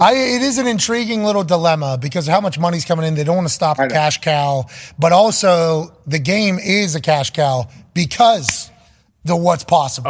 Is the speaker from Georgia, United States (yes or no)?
no; Plum, Pennsylvania, United States; I'm just a white trash kid from Plum